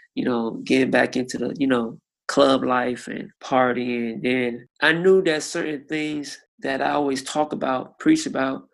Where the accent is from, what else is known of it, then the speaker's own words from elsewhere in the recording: Miami, Florida, United States; I'm from Miami, Florida, and I'm 33 years old